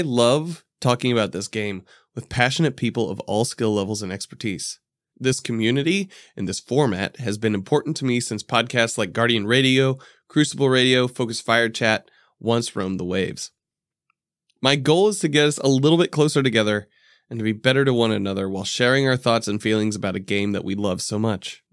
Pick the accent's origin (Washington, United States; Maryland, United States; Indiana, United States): Indiana, United States; Indianapolis; I'm from Indianapolis.